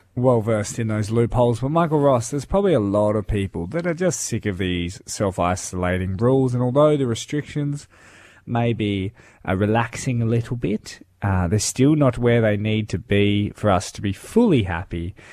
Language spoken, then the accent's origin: English; Darwin, Northern Territory, Australia; now in Limestone Coast, Australia; I grew up in Darwin